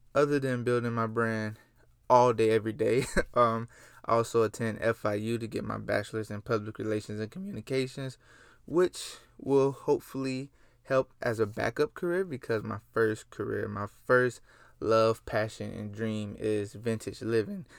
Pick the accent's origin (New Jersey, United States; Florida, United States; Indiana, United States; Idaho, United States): Florida, United States; Gainesville; I come from Gainesville, Florida. three five two, stand up. That's my home city, and I'm proud of it